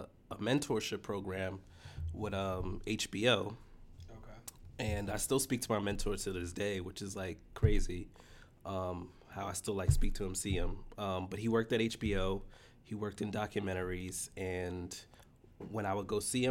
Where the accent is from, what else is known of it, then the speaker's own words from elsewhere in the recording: New York City, New York, United States; I grew up in the Bronx.